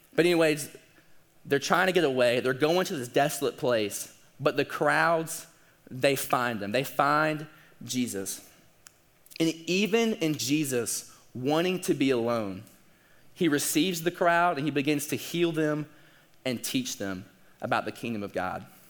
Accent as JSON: {"language": "English", "region": "the South", "country": "United States", "said": "we're also from the South"}